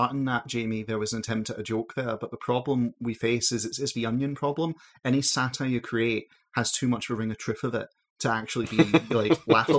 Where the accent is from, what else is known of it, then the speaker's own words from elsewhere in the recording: Glasgow, Scotland, United Kingdom; in Scotland, in, like, you know, the greater Glasgow region that I'm